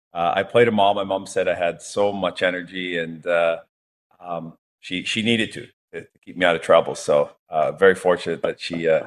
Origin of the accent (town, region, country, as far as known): St. Albert, Alberta, Canada; born or raised there; also born or lived in Edmonton